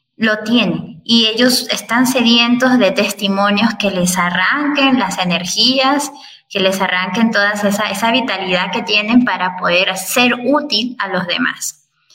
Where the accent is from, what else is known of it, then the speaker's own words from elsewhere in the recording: Peru; moved away as an adult; also born or lived in Venezuela; now in Colombia; soy hermana de la Congregación Hijas de María Madre de la Iglesia, peruana